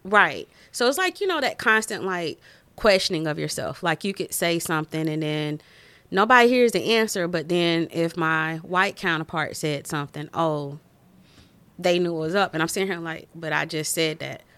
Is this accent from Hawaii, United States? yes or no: no; Winston-Salem, North Carolina, United States; moved away as an adult; also born or lived in Maryland; now in Des Moines, United States; I'm from Winston Salem, North Carolina